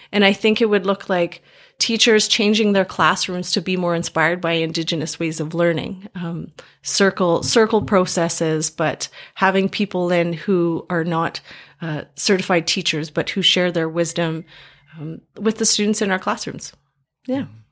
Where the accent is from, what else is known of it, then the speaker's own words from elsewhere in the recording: Grande Prairie, Alberta, Canada; moved away as an adult; also born or lived in Calgary; now in Edmonton, Canada; I was going up to my hometown, Grand Prairie